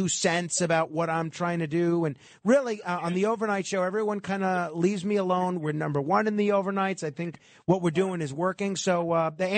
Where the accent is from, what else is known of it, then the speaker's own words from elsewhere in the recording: New York City, New York, United States; But I'm a New Yorker, and unless I'm publicly disgraced, I plan to spend the rest of my days in this city alone.